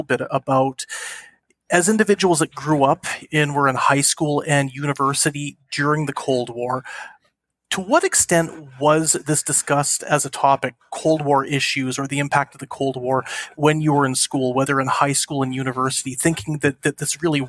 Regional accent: Canada; in Canada where I grew up

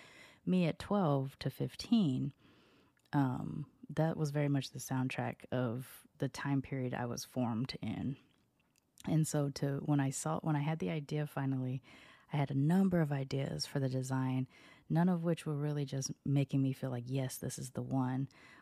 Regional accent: Long Beach, California, United States; also born or lived in Sacramento; And so even though I was born in Sacramento, I tell everybody I'm from Long Beach because that's kind of when my personality developed. I was living in North Long Beach on the border of Compton in the late 80s, early 90s.

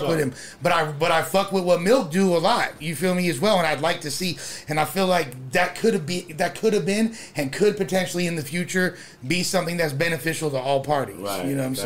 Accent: Los Angeles, California, United States; I'm from West

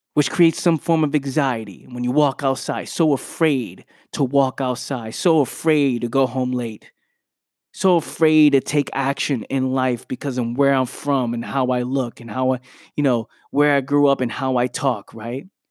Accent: New York City, New York, United States; I was born in the Bronx, New York, where you go outside, there's gunshots

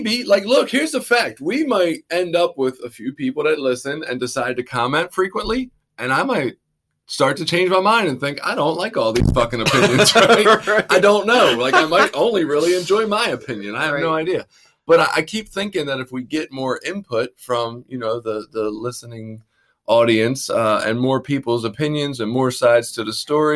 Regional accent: Baltimore, Maryland, United States; accent: Baltimore; my Baltimore accent

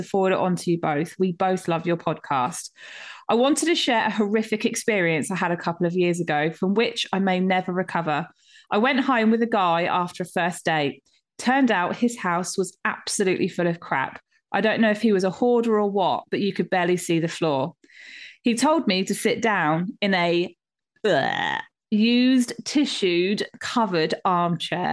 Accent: United Kingdom; we're so British

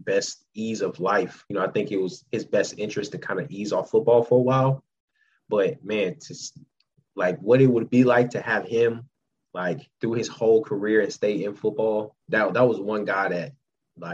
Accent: Florida, United States; moved away; I grew up in Florida, so I was a Gator fan

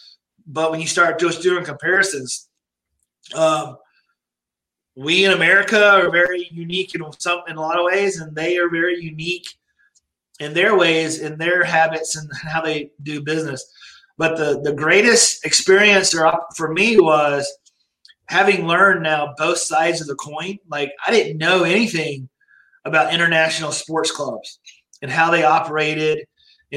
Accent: Georgia, United States; I'm from Georgia. I'm a Southern boy.

